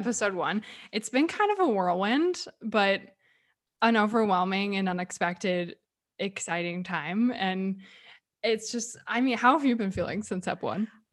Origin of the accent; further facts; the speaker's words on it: Texas, United States; moved away as an adult; also born or lived in California / Dallas; I grew up in Texas